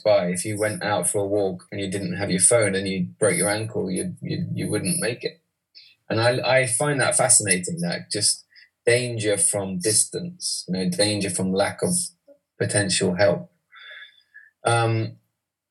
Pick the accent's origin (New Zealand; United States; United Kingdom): United Kingdom; East Midlands; moved away; also born or lived in London; I'm from the East Midlands.